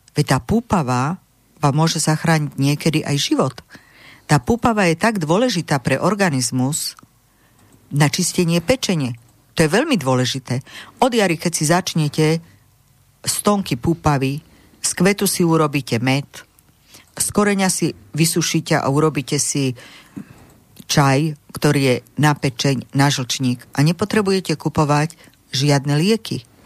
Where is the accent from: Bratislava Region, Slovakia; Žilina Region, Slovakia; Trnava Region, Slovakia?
Žilina Region, Slovakia; Martin; ja pochádzam z Turca okolí Martina